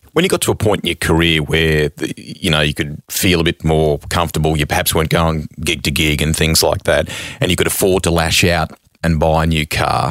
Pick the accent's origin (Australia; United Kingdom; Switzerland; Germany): Australia; Sydney, New South Wales; I grew up here in Sydney